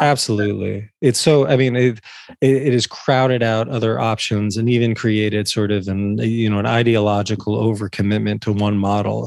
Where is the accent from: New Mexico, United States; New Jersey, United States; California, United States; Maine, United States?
New Jersey, United States; growing up in North Jersey in the eighties and nineties